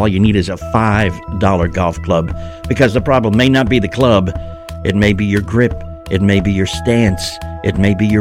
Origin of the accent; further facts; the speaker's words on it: Boston, Massachusetts, United States; moved away; I grew up in Boston